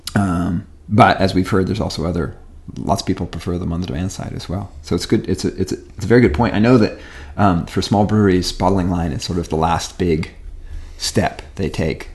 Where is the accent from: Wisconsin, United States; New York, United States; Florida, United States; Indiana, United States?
Wisconsin, United States; also born or lived in California; I moved from California to Wisconsin as a kid